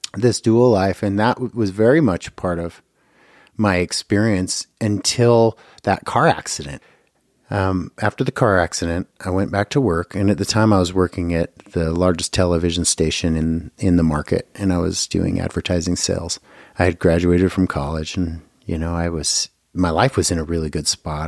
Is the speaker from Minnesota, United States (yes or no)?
no; Bountiful, Utah, United States; also born or lived in California; now in Boise, Idaho, United States; originally born in California, but I grew up in Bountiful, Utah